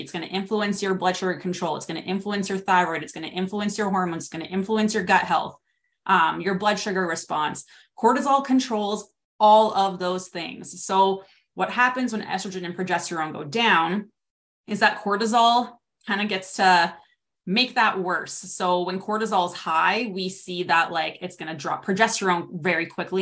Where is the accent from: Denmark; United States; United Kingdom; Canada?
Canada; also born or lived in Regina, Saskatchewan; I'm from Canada. I'm in Regina, Saskatchewan